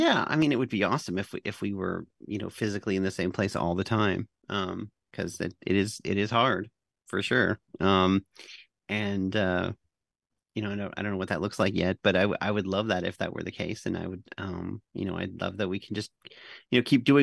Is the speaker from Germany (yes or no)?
no; Canada; I'm the Canadian